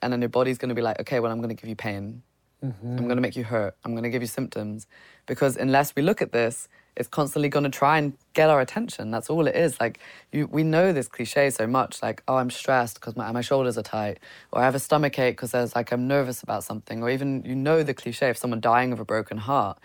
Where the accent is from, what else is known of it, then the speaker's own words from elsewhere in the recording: United Kingdom; coming as a British person